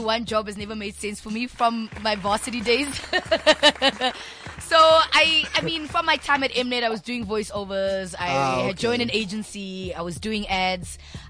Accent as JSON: {"language": "English", "town": "Cape Town", "region": "Western Cape", "country": "South Africa", "tie": "born or raised there", "moved": "as an adult", "lives_now": "Johannesburg, South Africa", "said": "Born and bred in Cape Town. I'm a Cape Flats girl."}